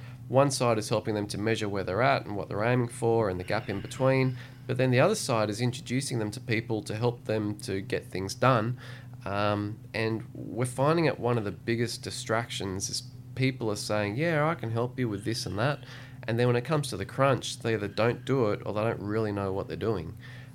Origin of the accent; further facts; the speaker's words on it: Australia; also born or lived in Sydney, Australia / Noosa, Australia; I grew up half in Sydney and half in Noosa.